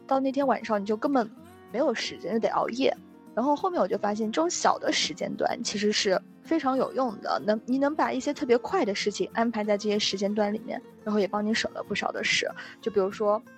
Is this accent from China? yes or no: yes; Guangdong, China; moved away as an adult; now in United States; 因为我们是在中国长大的，然后又去到国外